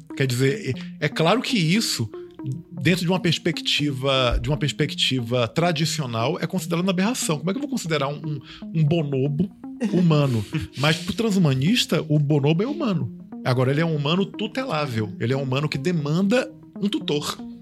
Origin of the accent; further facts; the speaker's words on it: Bahia, Brazil; Eu, eu sou baiano, mas eu, eu sou de uma família italiana